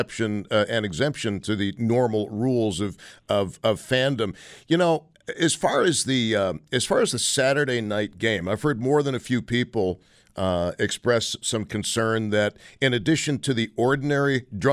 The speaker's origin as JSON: {"language": "English", "town": "Buffalo", "region": "New York", "country": "United States", "tie": "born or raised there", "said": "born and raised in Buffalo"}